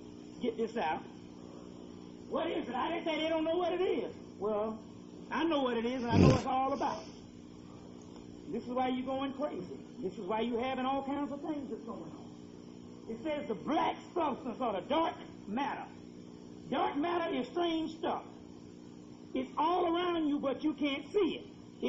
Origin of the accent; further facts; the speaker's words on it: South Carolina, United States; I'm from South Carolina.